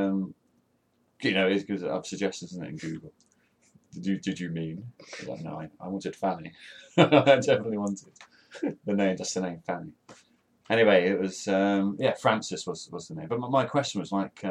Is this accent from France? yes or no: no; United Kingdom; We're British